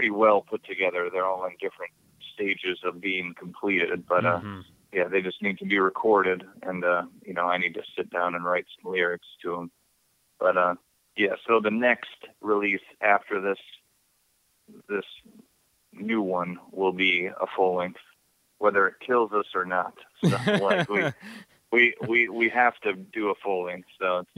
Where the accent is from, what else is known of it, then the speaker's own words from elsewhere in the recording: Midwest, United States; accent: Midwest; moved away as an adult; now in Pacific Northwest, United States; when they hear me talk out here, they can tell that I'm from the Midwest because of the way I say certain words